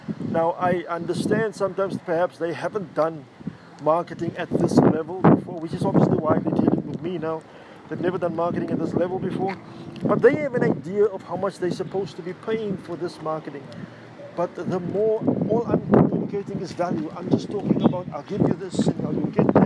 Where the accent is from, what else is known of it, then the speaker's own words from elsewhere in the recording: South Africa; I'm from South Africa